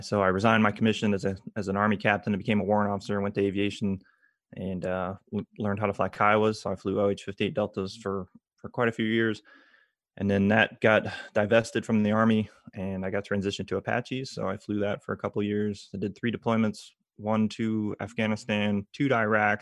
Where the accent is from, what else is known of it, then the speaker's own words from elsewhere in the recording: Tampa, Florida, United States; also born or lived in Georgia; I grew up around MacDill Air Force Base